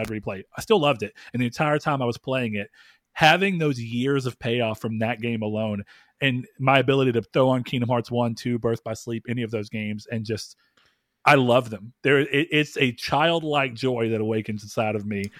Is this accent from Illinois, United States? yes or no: no; the South, Texas, United States; accent: Southern; I live in the South and I don't ever think about the fact that I, I feel like I don't have at least a strong Southern accent